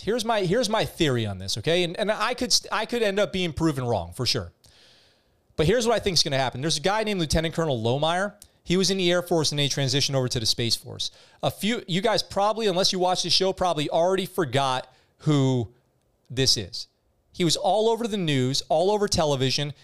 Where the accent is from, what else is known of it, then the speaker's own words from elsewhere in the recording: New York, United States; moved away as an adult; when I grew up in New York